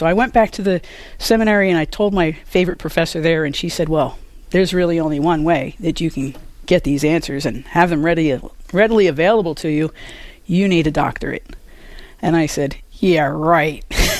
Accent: Philadelphia, Pennsylvania, United States; I was originally born and raised in Philadelphia. I'm a product of 12 years of Catholic school education.

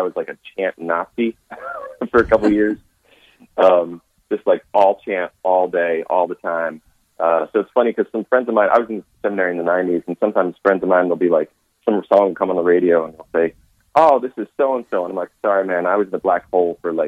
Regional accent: Philadelphia, Pennsylvania, United States; moved away as an adult; now in Nashville, United States; I grew up in Philadelphia

